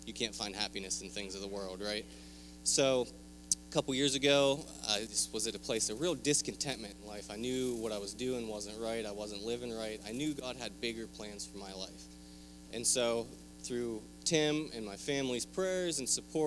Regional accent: Pennsylvania, United States; I am from Pennsylvania, a small little town you've never heard of.

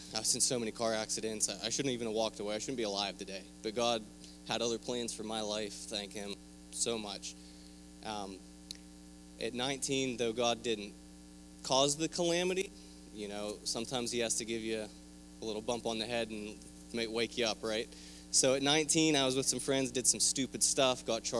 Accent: Pennsylvania, United States; I am from Pennsylvania, a small little town you've never heard of.

